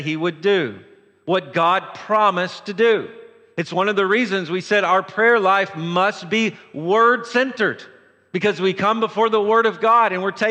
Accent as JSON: {"language": "English", "region": "Tennessee", "country": "United States", "said": "I'm from Tennessee"}